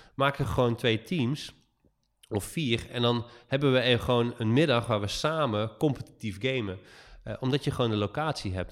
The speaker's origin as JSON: {"language": "Dutch", "country": "Netherlands", "said": "we echt als Nederlander"}